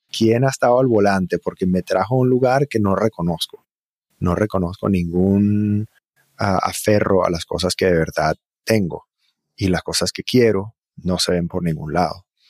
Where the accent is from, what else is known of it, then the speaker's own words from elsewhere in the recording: Margarita Island, Nueva Esparta, Venezuela; moved away as an adult; also born or lived in Virginia, United States / Caracas, Venezuela / Barquisimeto, Venezuela; now in United States; Y entonces crecí en Venezuela, en diferentes lugares, un poco en Caracas, un poco en una ciudad llamada Barquisimeto, y hacia más o menos los ocho años, hasta que terminé mi bachillerato, crecí en una isla que se llama Margarita